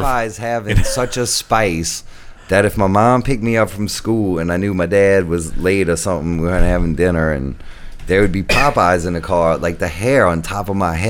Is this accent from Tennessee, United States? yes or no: no; New Orleans, Louisiana, United States; I told his businessman I was from Little Woods